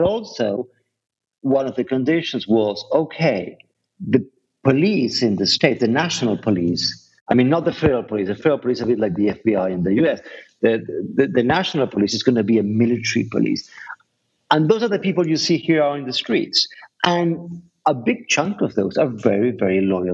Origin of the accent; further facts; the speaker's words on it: Argentina; moved away; I was born in Argentina in the dictatorship, raised there